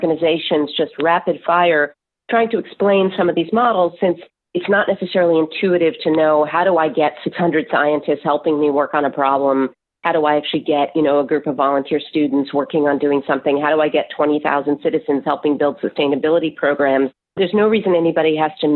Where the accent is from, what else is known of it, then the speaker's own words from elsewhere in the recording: New Jersey, United States; New Jersey, which is my home state.